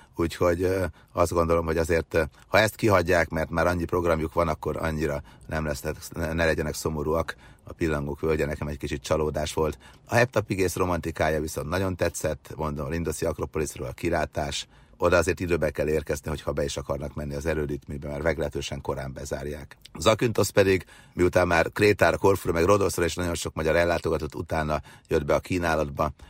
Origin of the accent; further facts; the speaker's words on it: Győr-Moson-Sopron, Hungary; a bucsukban szocializálódtam annak idején gyerekkorom vagy Őrsopron, Moson megyében, akkor még csak Győrsopron megye volt